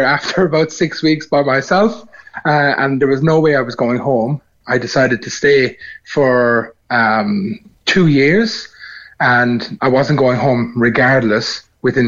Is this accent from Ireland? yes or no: yes; Cork, Munster, Ireland; moved away as an adult; now in Frankston, Australia; Born and raised in Mayfield and now running for Australian Parliament